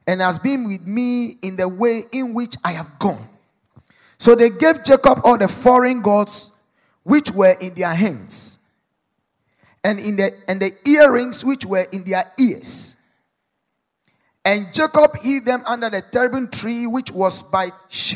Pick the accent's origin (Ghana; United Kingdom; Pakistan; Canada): Ghana; as a Ghanaian